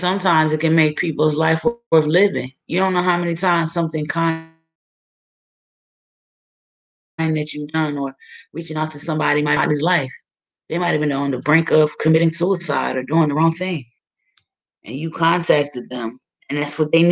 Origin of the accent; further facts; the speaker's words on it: Wilmington, Delaware, United States; my hometown of Wilmington, Delaware